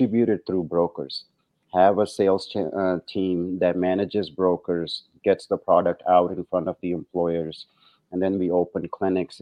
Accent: India; moved away as an adult; also born or lived in New Zealand / England; now in United States; I grew up in India, actually. Medical school was in India, but I did my residency and fellowship here in the States

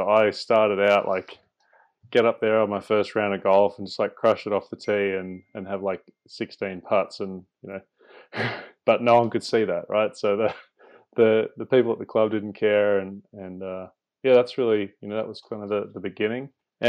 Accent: Singapore; when I was a kid growing up in Singapore, my dad would take me along to the driving range

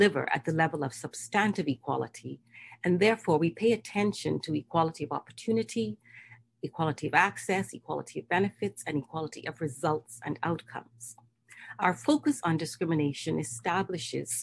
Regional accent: Bahamas; I'm from the Bahamas, the Caribbean region, yes, the Bahamas

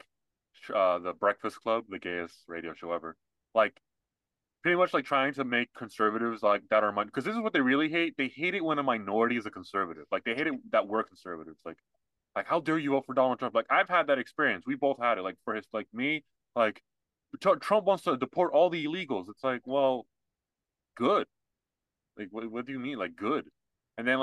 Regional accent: United States; I was born here.

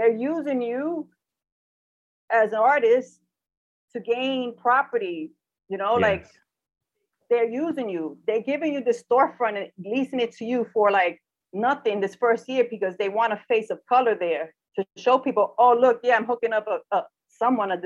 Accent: New York City, New York, United States; I'm from the Bronx, man. I was born in the Bronx

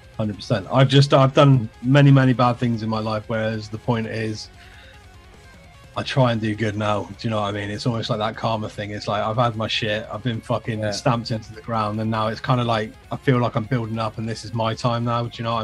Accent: England, United Kingdom; obviously, Jace, Scottish, I'm English. We shouldn't necessarily get on.

